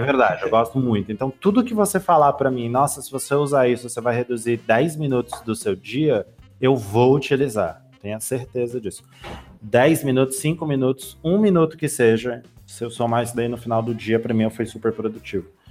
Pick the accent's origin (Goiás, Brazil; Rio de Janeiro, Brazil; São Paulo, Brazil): São Paulo, Brazil; eu sou de São Paulo